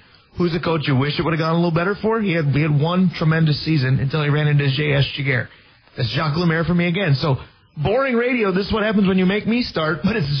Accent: Minnesota, United States; I was just excited to have NBA basketball in my home state

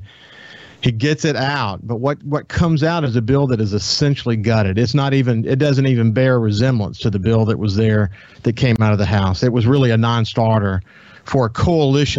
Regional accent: Mississippi Gulf Coast, United States; also born or lived in Birmingham, Alabama; Came to the coast of Mississippi when I was 4 years old.

